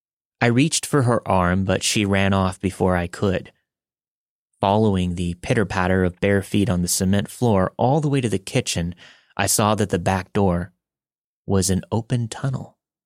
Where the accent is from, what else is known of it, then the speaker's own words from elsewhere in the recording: Philippines; moved away; I was born in the Philippines and grew up on the same property as my mother's side of the family.